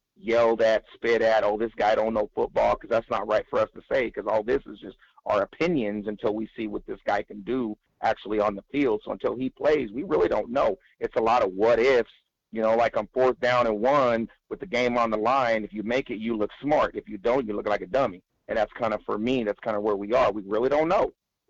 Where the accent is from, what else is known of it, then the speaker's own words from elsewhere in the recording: California, United States; Yeah, I'm from Cali. Yes, sir.